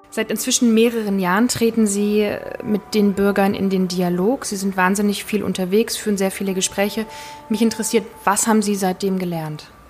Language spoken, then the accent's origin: German; East Germany, Germany; Ich bin selbst im Osten geboren, nur wenige Monate vor dem Fall der Mauer